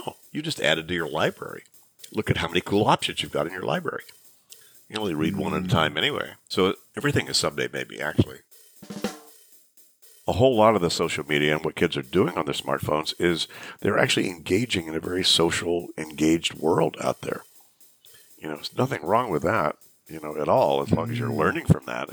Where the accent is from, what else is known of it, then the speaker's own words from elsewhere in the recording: Shreveport, Louisiana, United States; I grew up in Shreveport, Louisiana, in the 50s and early 60s